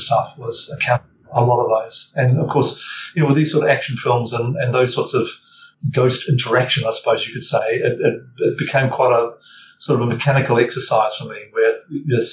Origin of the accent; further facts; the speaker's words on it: New Zealand; also born or lived in Auckland, New Zealand; being a Kiwi boy